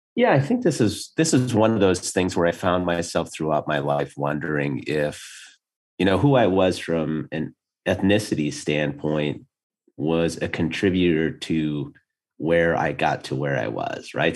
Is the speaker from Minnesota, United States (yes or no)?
yes; Minnesota, United States; moved away as an adult; I grew up in Minnesota.